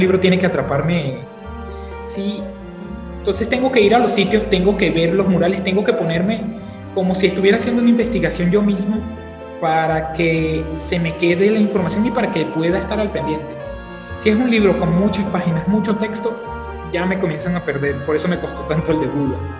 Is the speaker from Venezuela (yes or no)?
yes; Venezuela; now in Mexico; soy venezolano, actualmente resido en México.